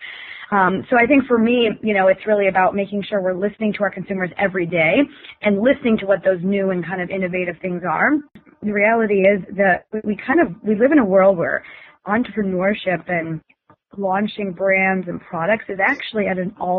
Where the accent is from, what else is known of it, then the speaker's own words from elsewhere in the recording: Wisconsin, United States; I grew up in Wisconsin